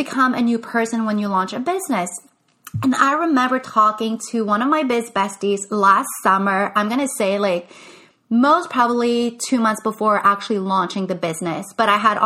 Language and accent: English; Canada; first language English; I am French Canadian. English is my first language